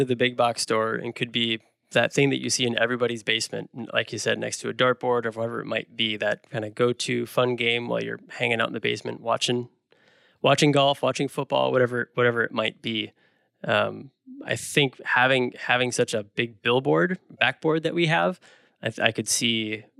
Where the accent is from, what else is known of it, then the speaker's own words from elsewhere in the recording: Milwaukee, Wisconsin, United States; I've been a fan for my whole life, basically, growing up in the Milwaukee area.